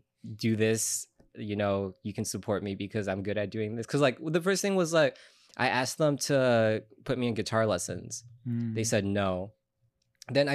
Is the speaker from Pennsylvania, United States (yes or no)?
no; Chicago, Illinois, United States; also born or lived in Ecuador; I was actually born there, and then I came to Chicago pretty much when I was 2 and grew up here since then